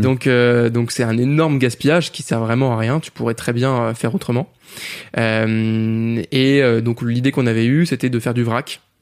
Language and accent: French; France; on est français